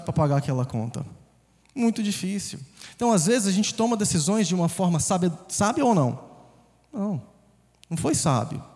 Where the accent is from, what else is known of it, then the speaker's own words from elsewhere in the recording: Conselheiro Pena, Minas Gerais, Brazil; moved away; also born or lived in Governador Valadares, Brazil / United States; Cresci em uma cidade menor ainda, 20 mil habitantes, chamada Conselheiro Pena.